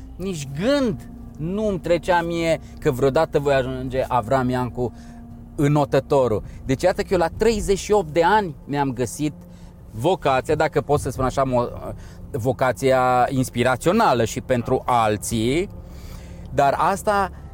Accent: Romania

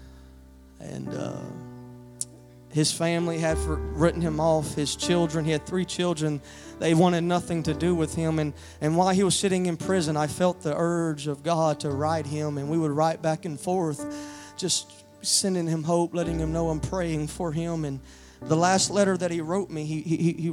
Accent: Louisiana, United States; now in Odessa, United States; I'm originally from Louisiana, but I abide in Odessa now.

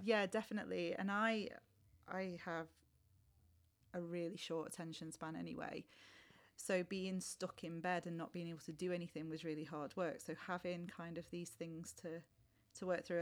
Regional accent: Warrington, North West England, United Kingdom; I grew up in Warrington, really close to Liverpool and Manchester

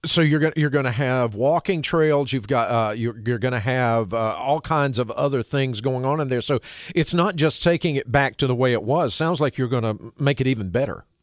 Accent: Knightdale, North Carolina, United States; I grew up in Nightdale

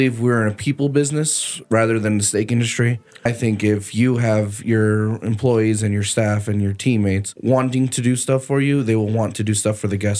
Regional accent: Texas, United States; now in Arizona, United States; Originally, I was born and raised in Texas

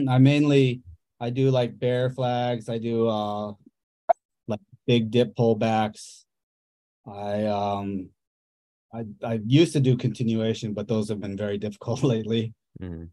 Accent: Vail, Colorado, United States; also born or lived in South Korea; I was born in South Korea and grew up, and then was adopted by two my parents in the U.S. in Colorado and Vail, and grew up in Vail

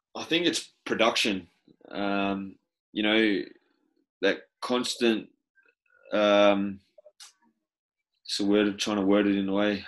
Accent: New South Wales, Australia; moved away as an adult; also born or lived in Belgium / Spain / England; being an Australian

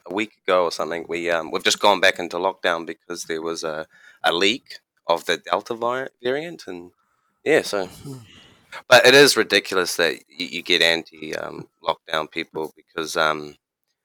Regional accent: New Zealand; also born or lived in China; I'm from New Zealand.

